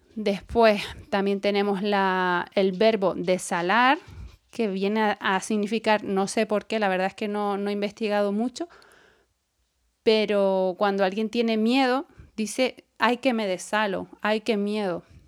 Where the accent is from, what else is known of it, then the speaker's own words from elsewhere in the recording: Canary Islands, Spain; accent: Canarian; en Canarias eh, nuestro dialecto, por no llamarlo idioma, porque no, es, un idioma oficial, hablamos en, canario